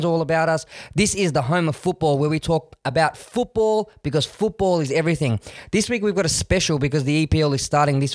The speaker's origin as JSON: {"language": "English", "country": "Australia", "said": "I think it's exciting being Australian"}